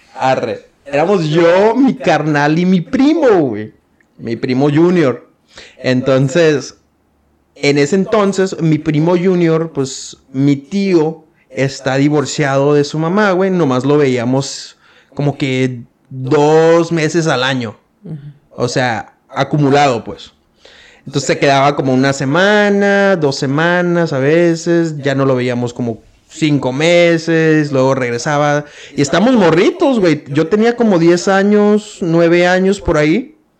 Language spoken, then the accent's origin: Spanish; Mexico; como buen hijo mexicano